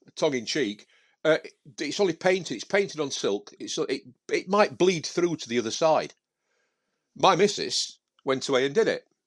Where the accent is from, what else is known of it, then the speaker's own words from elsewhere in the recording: Sheffield, Yorkshire and the Humber, United Kingdom; I was from Sheffield